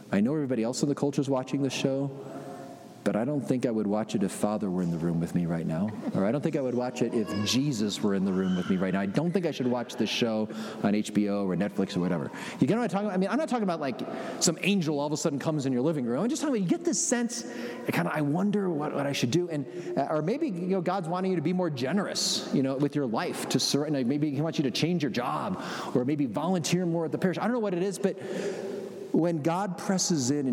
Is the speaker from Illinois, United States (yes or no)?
yes; Chicago, Illinois, United States; I'm from Chicago